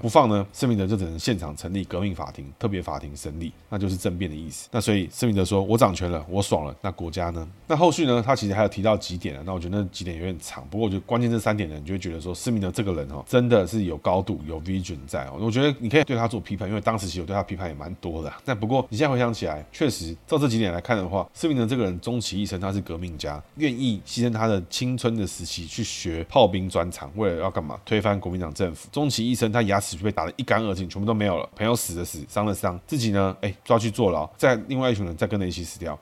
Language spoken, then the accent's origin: Chinese; Taiwan; 我们现在这个台湾人